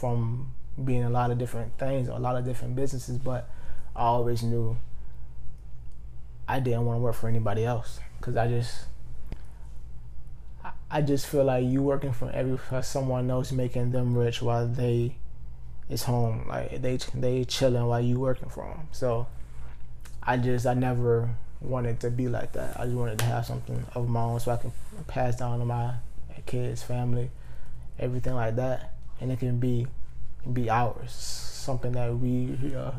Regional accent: Georgia, United States; I'm born and raised in Georgia

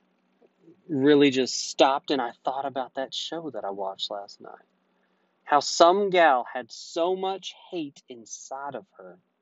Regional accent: United States; being an American

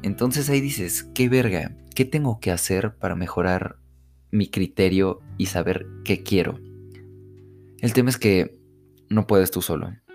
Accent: Mexico; las familias de acá de México, yo soy de México

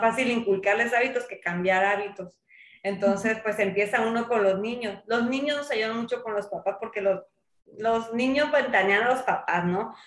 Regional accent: Sinaloa, Mexico; moved away as an adult; also born or lived in Mazatlán; now in La Paz, Mexico; yo soy de Sinaloa y pues yo salí de la universidad

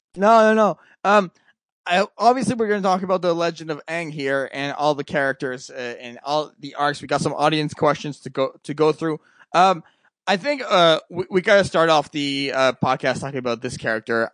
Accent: Canada; I'm from Canada

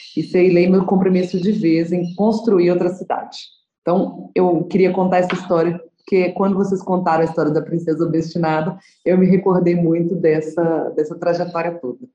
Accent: Nova Lima, Minas Gerais, Brazil; also born or lived in Belo Horizonte; nasci em Belo Horizonte, mas cresci em Nova Lima

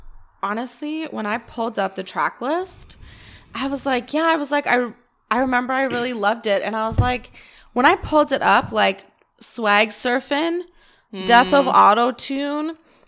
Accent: Toronto, Ontario, Canada; Okay, so we come from the Screwface capital. Hi, Toronto.

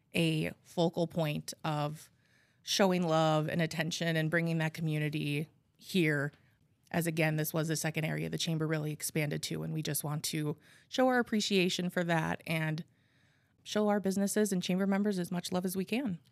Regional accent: Appleton, Wisconsin, United States; I was born and raised in Appleton. Um, I have lived here my whole life

